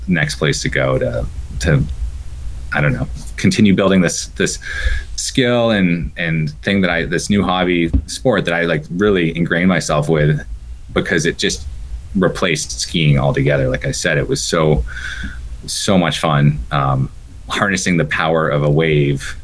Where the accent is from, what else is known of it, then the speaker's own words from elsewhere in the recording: Mount Washington Valley, New Hampshire, United States; moved away; also born or lived in San Diego, California; since I moved from San Diego back to my hometown, home area in the Mount Washington Valley here in 2014.